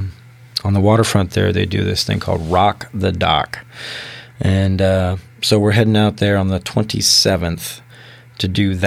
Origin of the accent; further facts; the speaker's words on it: San Diego, California, United States; moved away as an adult; also born or lived in Seattle area; now in Kitsap Peninsula, United States; I'm from San Diego